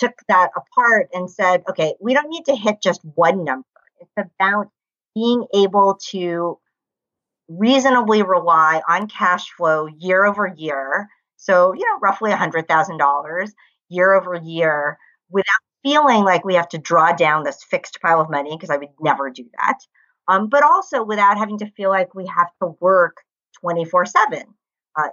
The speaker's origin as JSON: {"language": "English", "country": "United States", "said": "I come from the United States."}